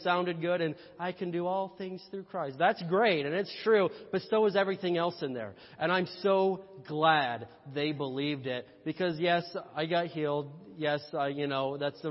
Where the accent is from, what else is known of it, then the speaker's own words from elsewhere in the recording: Indiana, United States; I'm from Indiana